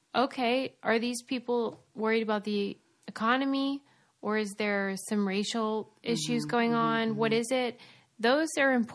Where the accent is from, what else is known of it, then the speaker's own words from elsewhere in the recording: Pittsburgh, Pennsylvania, United States; I'm from Pittsburgh, so I'm sort of like, you know, adjacent to the region.